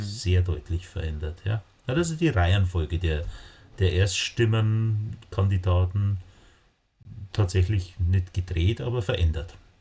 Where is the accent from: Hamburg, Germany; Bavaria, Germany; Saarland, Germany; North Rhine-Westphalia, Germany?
Bavaria, Germany; ich komme aus Bayern